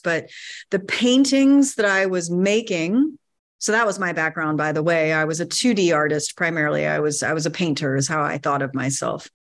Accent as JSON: {"language": "English", "region": "North Carolina", "country": "United States", "tie": "born or raised there", "said": "I grew up in North Carolina, surrounded by woods"}